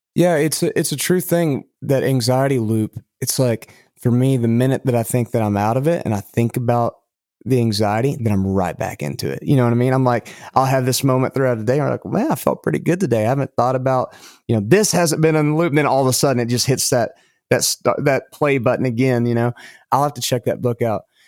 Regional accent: Lubbock, Texas, United States; accent: West Texas dialect; moved away as an adult; now in Tennessee, United States; I'm from Lubbock

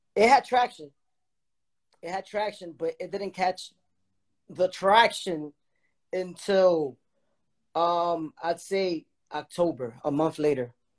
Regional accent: Dominican Republic; I'm from the Dominican Republic

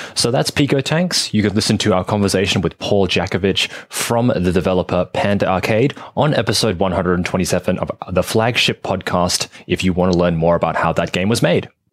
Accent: Australia; I'm from Australia

